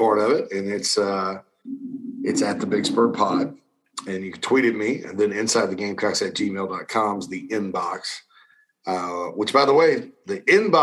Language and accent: English; Spartanburg, South Carolina, United States; my hometown of Spartanburg